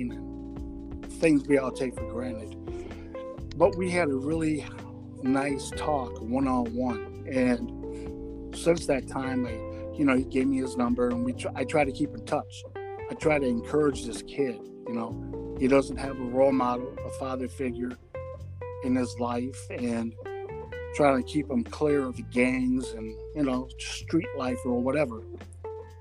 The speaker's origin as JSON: {"language": "English", "town": "Rockford", "region": "Illinois", "country": "United States", "tie": "born or raised there", "said": "I was in Rockford, Illinois, my hometown"}